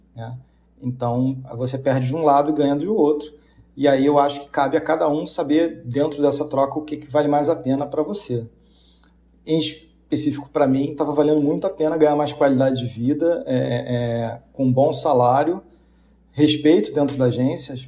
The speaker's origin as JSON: {"language": "Portuguese", "region": "Rio de Janeiro", "country": "Brazil", "also_born_or_lived": "São Paulo", "moved": "as an adult", "lives_now": "Dublin, Ireland", "said": "eu sou do Rio"}